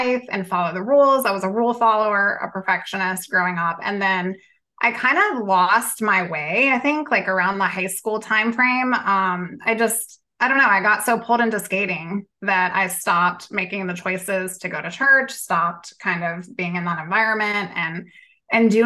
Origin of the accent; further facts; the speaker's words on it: Southern Virginia, United States; I'm from Southern Virginia